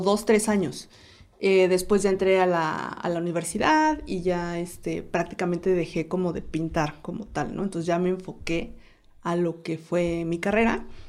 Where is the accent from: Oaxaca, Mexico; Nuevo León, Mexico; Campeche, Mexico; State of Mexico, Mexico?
Oaxaca, Mexico; Oaxaca de Juárez; also born or lived in Guanajuato; soy originaria de Oaxaca, Oaxaca